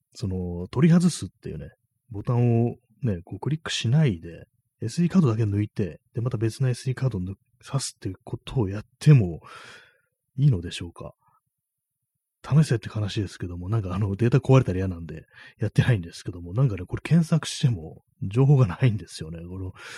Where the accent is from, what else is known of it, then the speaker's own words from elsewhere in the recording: Tokyo, Japan; 東京の人間が関西弁使うんじゃない